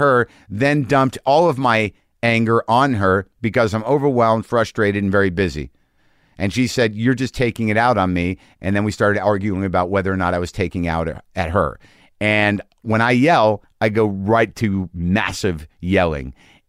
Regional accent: Albuquerque, New Mexico, United States; You know, I grew up in Albuquerque.

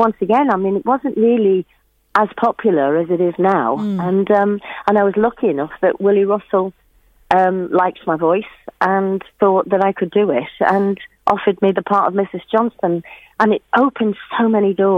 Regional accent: Shipley, Yorkshire and the Humber, United Kingdom; I was born in Shipley in Yorkshire

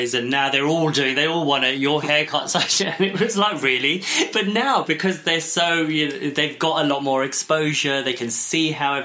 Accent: England, United Kingdom; also born or lived in Pakistan; I'm of mixed heritage, so, you know, I'm as English as you can get, and then I'm as Pakistani as you can get

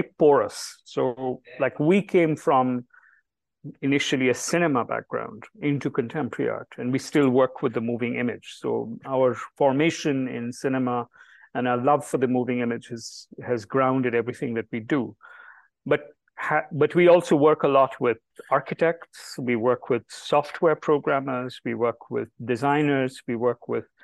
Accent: Delhi, India; Jibesh and I were born and raised in Delhi, and we received our education entirely in Delhi.

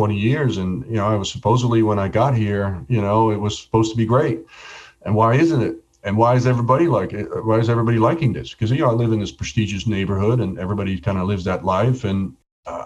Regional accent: Netherlands; moved away as an adult; also born or lived in Atlanta; I was born and raised in Holland. I left when I was 21

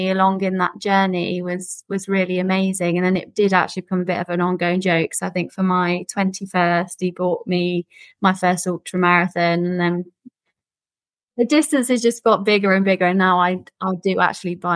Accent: Midlands, United Kingdom; also born or lived in Southeast London; now in London, United Kingdom; I live in Southeast London, although I'm actually originally from the Midlands.

